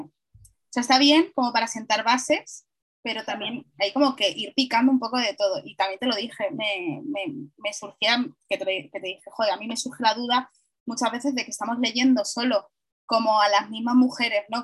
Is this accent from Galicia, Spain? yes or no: no; Madrid, Community of Madrid, Spain; yo soy una madrileña muy madrileña